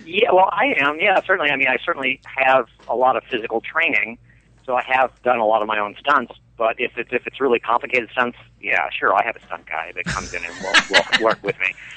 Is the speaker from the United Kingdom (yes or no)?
no; Delmont, Pennsylvania, United States; the very small little rural town that I grew up in outside of Pittsburgh, Pennsylvania, called Delmont